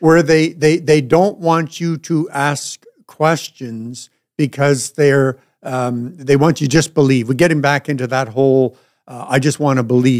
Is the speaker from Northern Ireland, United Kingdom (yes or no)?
yes; Northern Ireland, United Kingdom; I'm Irish